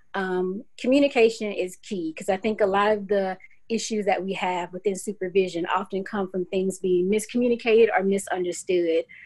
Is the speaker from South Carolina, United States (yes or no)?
yes; Clinton, South Carolina, United States; moved away as an adult; now in Knoxville, United States; It's Clinton, South Carolina. Um, so grew up there, went to school, um, middle school, elementary school, and high school, all in Clinton